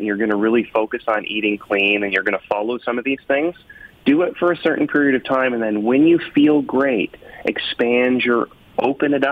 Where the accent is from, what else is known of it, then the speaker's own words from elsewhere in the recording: Canada; I'm like a Canadian who likes the Jays and the Leafs